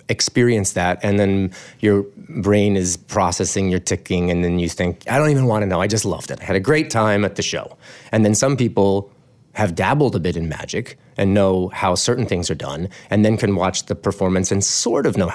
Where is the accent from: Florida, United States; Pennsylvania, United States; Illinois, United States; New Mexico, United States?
New Mexico, United States; Albuquerque; I was born in Albuquerque, New Mexico